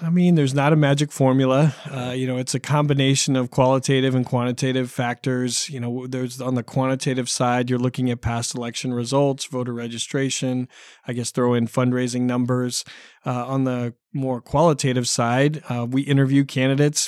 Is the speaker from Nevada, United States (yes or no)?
no; Dallas, Oregon, United States; moved away as an adult; also born or lived in Concord, California / Orange County, California; I grew up in a small town, uh, west of Salem, a town called Dallas.